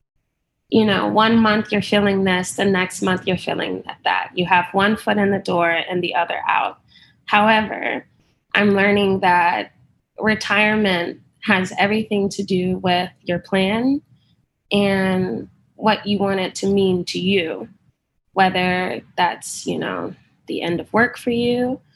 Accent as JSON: {"language": "English", "town": "Dallas", "region": "Texas", "country": "United States", "said": "I am from Dallas, Texas"}